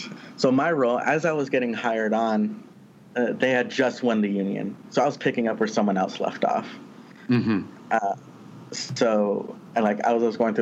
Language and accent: English; Southern California, United States; I'm originally from Southern California in a mostly farm working community.